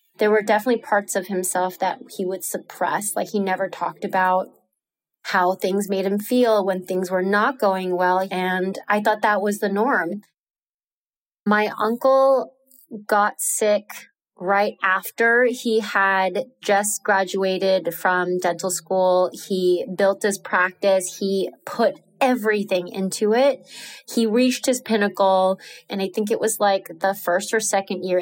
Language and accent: English; New York City, New York, United States; moved away as an adult; now in Nicaragua; I'm from New York City